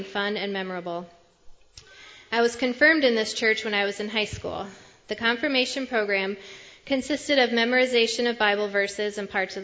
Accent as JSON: {"language": "English", "town": "Parkersburg", "country": "United States", "tie": "born or raised there", "said": "grew up in the small town of Parkersburg"}